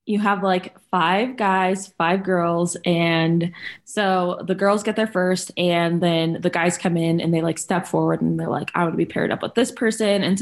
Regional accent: Germany; So, like I mentioned in my bio, I grew up in Germany.

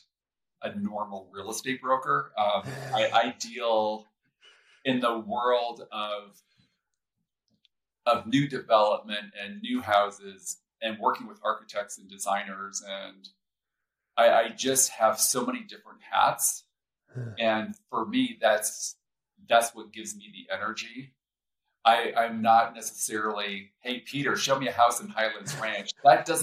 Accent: São Paulo, Brazil; also born or lived in Rio de Janeiro, Brazil; now in Colorado, United States; I grew up in Brazil. So in specifically Sao Paulo, and spent time in Rio.

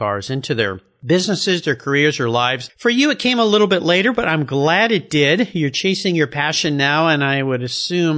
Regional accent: Southern California, United States; I grew up in Southern California, and I was a long-haired surf rat.

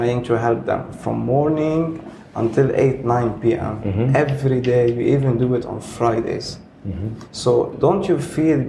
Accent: Lebanon; now in Dubai, United Arab Emirates; Even when I go to Lebanon, I promise you, I feel like a stranger

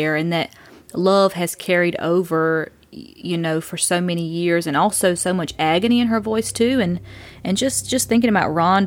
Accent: Lumberton, North Carolina, United States; I grew up in West Lumberton, which is a small area of Lumberton.

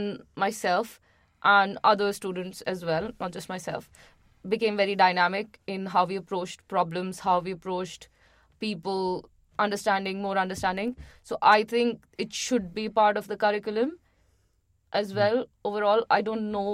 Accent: Agra, Uttar Pradesh, India; moved away as an adult; also born or lived in Calcutta, India; now in London, United Kingdom; I am from Agra

